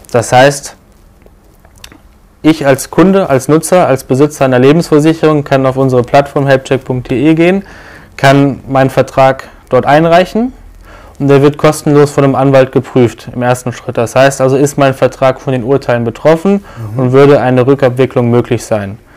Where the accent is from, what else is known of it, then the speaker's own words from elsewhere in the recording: Düsseldorf, North Rhine-Westphalia, Germany; born there; now in Cologne, Germany; 31 Jahre alt, gebürtiger Düsseldorfer heute in Köln.